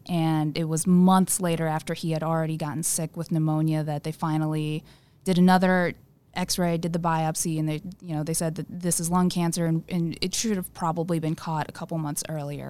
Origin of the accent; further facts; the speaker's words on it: Southern Illinois, United States; also born or lived in South Korea / Saint Louis, Missouri; he was stationed at Scott Air Force Base in Southern Illinois, where he retired, and, and I grew up in that area